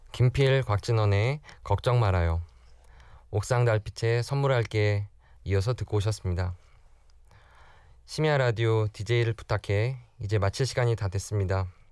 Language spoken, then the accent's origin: Korean; South Korea; 제가 한국 사람을 대표해서